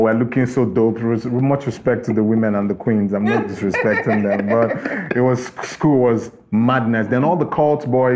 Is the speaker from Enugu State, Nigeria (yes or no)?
yes; Enugu, Enugu State, Nigeria; I grew up in the Southeast, in Enugu specifically